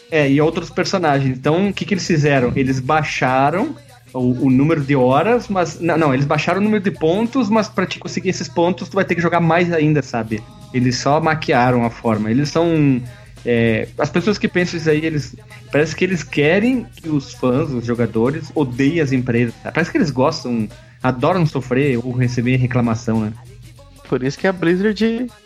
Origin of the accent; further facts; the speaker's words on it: Bento Gonçalves, Rio Grande do Sul, Brazil; Qual o teu nome, qual cidade tu fala, estado. Eu falei … Bento Gonçalves, Rio Grande do Sul.